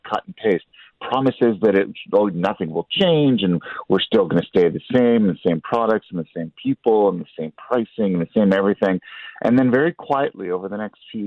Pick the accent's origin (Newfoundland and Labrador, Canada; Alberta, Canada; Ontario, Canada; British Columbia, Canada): Ontario, Canada; London; I'm from London